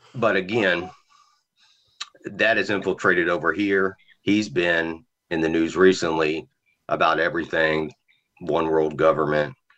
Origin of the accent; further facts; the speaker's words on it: Virginia, United States; now in South Carolina, United States; I'm from Virginia